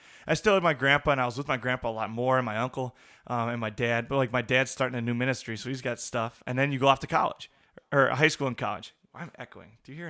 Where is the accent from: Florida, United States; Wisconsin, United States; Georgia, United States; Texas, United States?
Wisconsin, United States; La Crosse; there were just awesome men in our congregation that I grew up in La Crosse